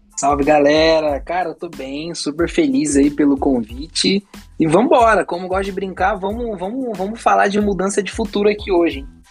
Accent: São Paulo, Brazil; also born or lived in Bahia; Eu sou nascido na Bahia, né? Nasci na Bahia e fui criado em São Paulo

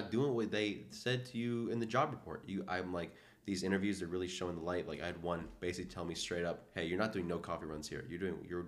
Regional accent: Atlanta, Georgia, United States; moved away as an adult; now in Philadelphia, United States; I'm also from Atlanta

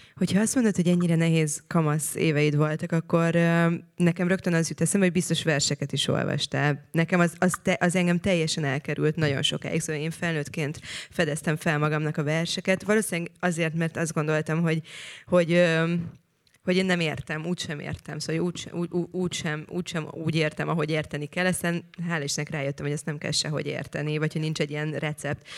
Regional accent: Szentendre, Pest, Hungary; én ott nőttem fel, ahol te most laksz

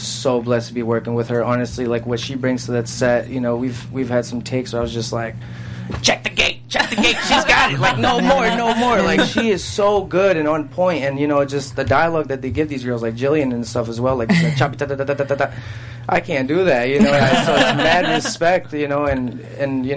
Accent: East Coast, United States; I'm from the East Coast

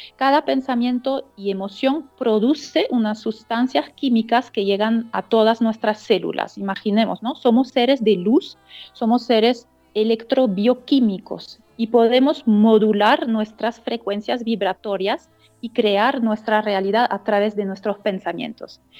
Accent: Strasbourg, Grand Est, France; Spanish is a second language; moved away as an adult; also born or lived in Sacred Valley, Peru; now in Peru; yo nací en eh, una ciudad que se llama Estrasburgo, que es frontera con Alemania, en el norte-este de Francia.

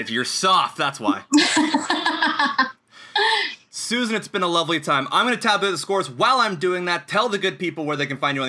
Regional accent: New Brunswick, Canada; I come from the East Coast, so it's French all the way, baby.

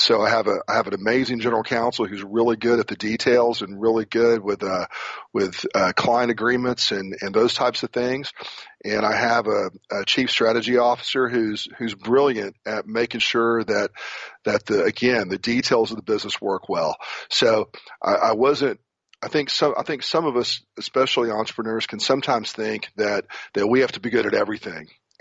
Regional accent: Corpus Christi, Texas, United States; moved away as an adult; also born or lived in Houston, Texas / San Antonio, Texas / Memphis, Tennessee; I grew up in Corpus Christi, Texas

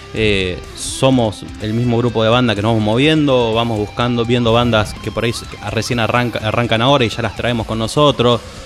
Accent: Isidro Casanova, Buenos Aires Province, Argentina; Nosotros somos una banda de Isidro Casanova, lo digo así porque somos los cuatro, éramos los cuatro de allá.

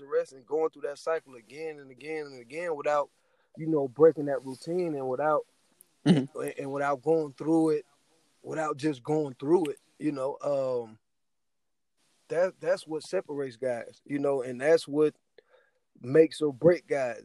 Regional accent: Youngstown, Ohio, United States; I'm from Youngstown, Ohio

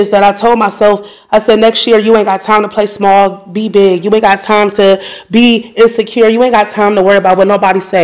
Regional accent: Cleveland, Ohio, United States; now in Columbus, United States; I'm not from here, I'm from Cleveland, Ohio

